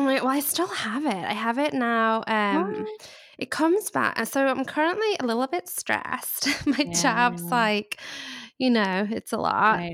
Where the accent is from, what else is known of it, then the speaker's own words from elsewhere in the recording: England, United Kingdom; accent: English; also born or lived in Charleston, United States; now in Los Angeles, United States; I grew up in England, which is probably a giveaway of my accent.